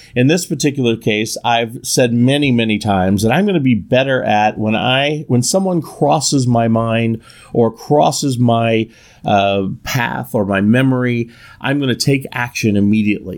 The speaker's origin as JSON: {"language": "English", "region": "Northern California", "country": "United States", "said": "I'm from Northern California"}